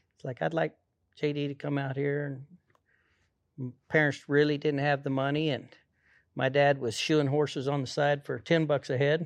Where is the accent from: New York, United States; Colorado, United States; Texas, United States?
Colorado, United States; Pueblo; I grew up, uh, right there in Pueblo, Colorado